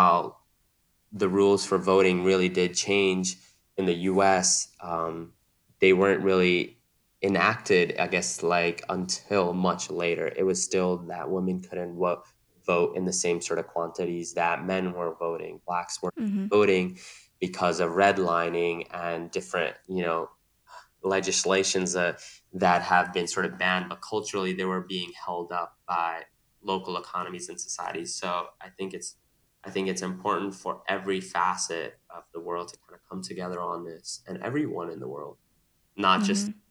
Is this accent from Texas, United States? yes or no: no; New York City, New York, United States; also born or lived in San Francisco; Growing up in New York City. I grew up in Queens